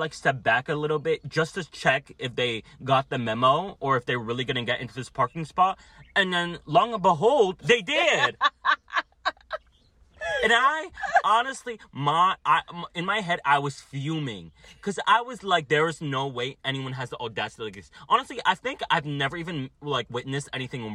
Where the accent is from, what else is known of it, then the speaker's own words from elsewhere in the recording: New Jersey, United States; I'm from Jersey